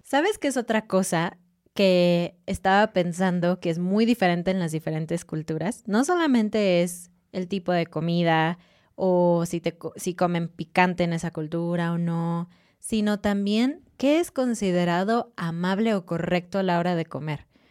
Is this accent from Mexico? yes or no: yes; Mexico; como mexicana